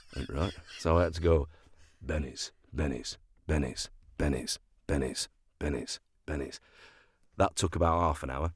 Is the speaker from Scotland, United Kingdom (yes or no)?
no; Sheffield, Yorkshire and the Humber, United Kingdom; also born or lived in London; I was born and bred in Sheffield